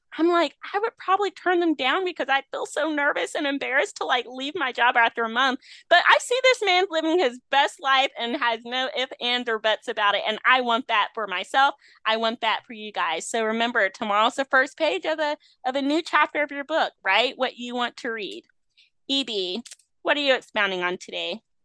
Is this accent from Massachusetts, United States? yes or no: no; Rocky Mount, North Carolina, United States; moved away; my hometown of Rocky Mount, North Carolina, a small, nowhere, nothing town